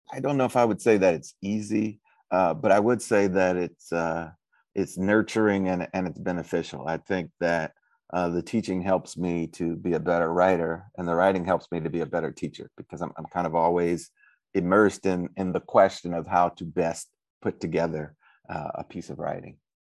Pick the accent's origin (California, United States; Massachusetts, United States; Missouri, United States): Missouri, United States; St. Louis; I'm originally from Saint Louis, Missouri